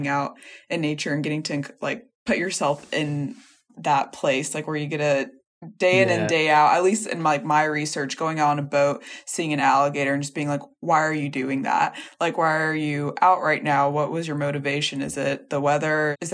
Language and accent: English; California, United States; moved away as an adult; I'm originally from California